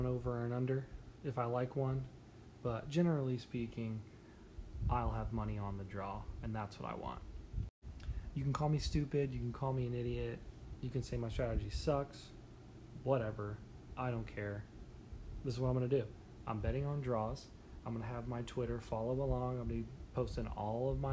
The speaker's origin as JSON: {"language": "English", "country": "United States", "tie": "born or raised there", "said": "I pretty clearly was born in America"}